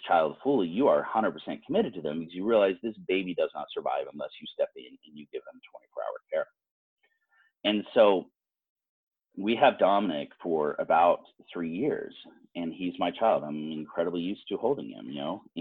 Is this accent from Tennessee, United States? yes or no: no; Utah, United States; most of us are growing up here in Utah, where we are not growing up with people of color